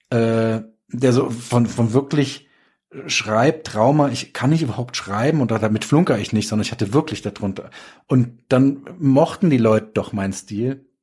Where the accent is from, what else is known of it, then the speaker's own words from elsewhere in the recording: Darmstadt, Hesse, Germany; Nächstes Jahr ähm, ist in ähm, Darmstadt, in meiner Heimat.